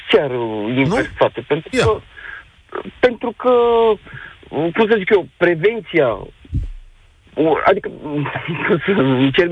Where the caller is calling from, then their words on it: Bucharest, Romania; Uh, bună ziua, sunt din București